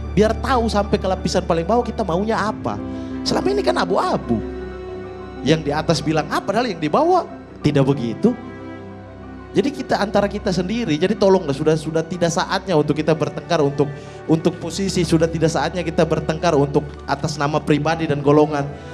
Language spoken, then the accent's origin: Indonesian; Fakfak, West Papua, Indonesia; moved away; saya dari Fakfak